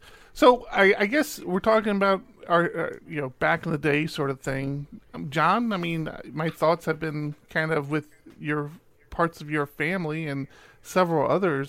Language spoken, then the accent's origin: English; Maryland, United States; moved away; Now, I grew up back east in Maryland